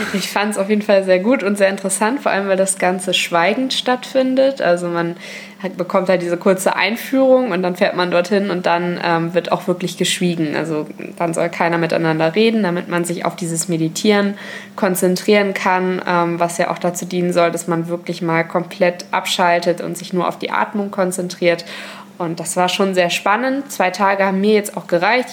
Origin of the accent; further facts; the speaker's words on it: Germany; bei uns in Deutschland